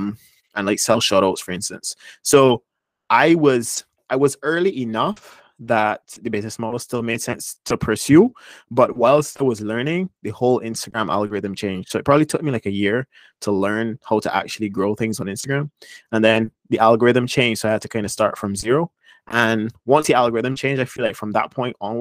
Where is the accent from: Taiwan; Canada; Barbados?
Barbados; moved away as an adult; also born or lived in United States; Barbados is where I was born and raised.